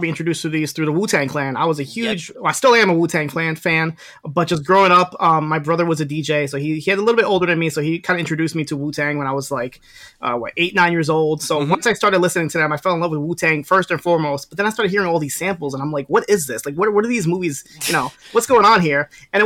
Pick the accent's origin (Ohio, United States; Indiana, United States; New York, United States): New York, United States; I'm here from New York. I'm in Westchester, which is like 10 minutes away from like New York City